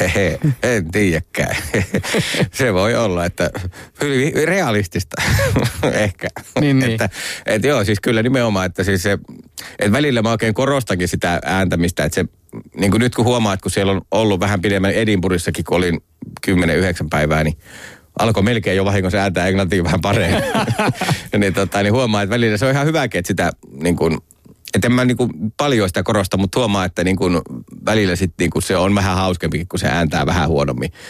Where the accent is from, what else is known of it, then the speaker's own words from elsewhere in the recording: Finland; moved away; mä oon niinku Suomesta